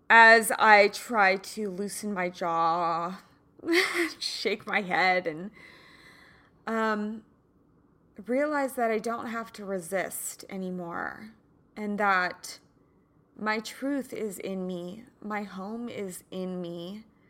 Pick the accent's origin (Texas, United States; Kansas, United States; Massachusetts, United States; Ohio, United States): Kansas, United States; now in California, United States; I grew up in the Midwest, so, you know, in Kansas, summers were usually very, very hot and humid